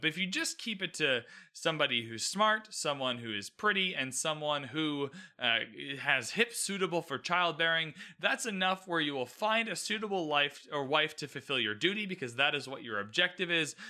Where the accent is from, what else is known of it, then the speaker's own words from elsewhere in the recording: Canada; I'm Canadian, by the way, so the queen is on our money